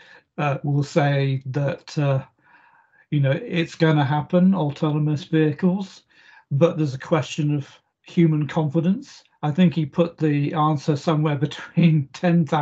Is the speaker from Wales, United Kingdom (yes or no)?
no; South Oxfordshire, South East England, United Kingdom; I grew up in South Oxfordshire, and that's in the middle of England.